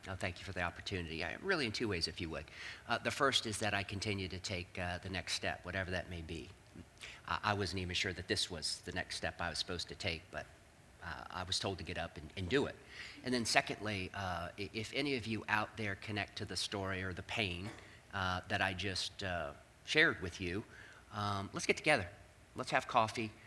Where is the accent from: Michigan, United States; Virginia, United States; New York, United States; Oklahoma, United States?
Virginia, United States; Northern; I grew up in Northern Virginia.